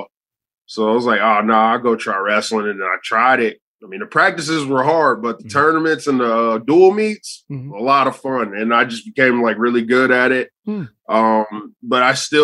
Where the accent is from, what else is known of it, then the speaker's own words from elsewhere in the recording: Fairfield, Ohio, United States; also born or lived in Cincinnati, Ohio; I'm from Cincinnati, Ohio. Grew up in Fairfield, which is basically Cincinnati, just like 10 minutes away